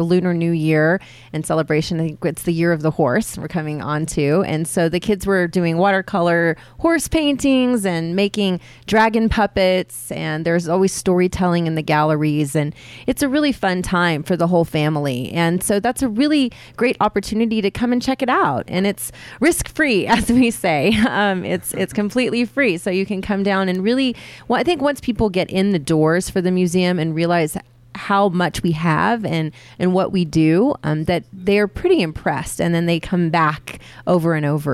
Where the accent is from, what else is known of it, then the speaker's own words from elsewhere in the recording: Odessa, Texas, United States; moved away as an adult; also born or lived in Austin, Texas / Mexico / Bay Area, California; now in Reno, United States; I'm originally from Texas. I graduated high school in Odessa, Texas